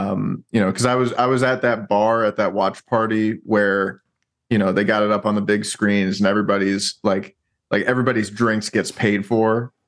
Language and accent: English; New York, United States; Yeah, so I grew up in New York, went to school in Boston, fell in love with a girl from San Antonio